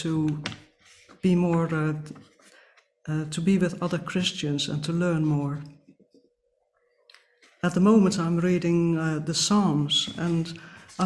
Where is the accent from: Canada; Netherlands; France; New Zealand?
Netherlands; moved away; growing up in the Netherlands, the Bible had an important place